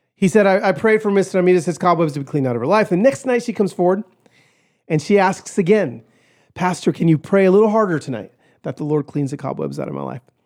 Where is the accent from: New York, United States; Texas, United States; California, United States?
California, United States; Pico Rivera; I was born in East L A, in Pico Rivera